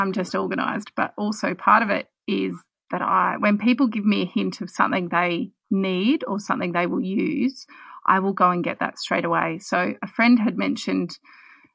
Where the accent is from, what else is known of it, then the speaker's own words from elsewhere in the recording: Adelaide, South Australia, Australia; I grew up in Adelaide